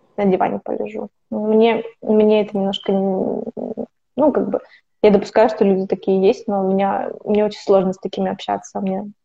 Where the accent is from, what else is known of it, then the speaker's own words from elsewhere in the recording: Kazakhstan; moved away as an adult; also born or lived in United Kingdom; now in Italy; Я из Казахстана